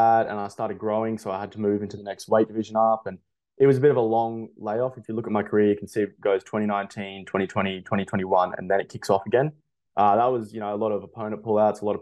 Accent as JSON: {"language": "English", "town": "Toowoomba", "region": "Queensland", "country": "Australia", "tie": "born or raised there", "also_born_or_lived": "Gold Coast", "moved": "as an adult", "lives_now": "Brisbane, Australia", "said": "I grew up in Toowoomba"}